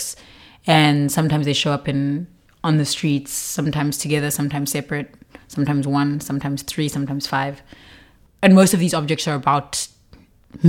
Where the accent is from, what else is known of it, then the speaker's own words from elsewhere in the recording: Qumbu, Eastern Cape, South Africa; I'm from Qumbu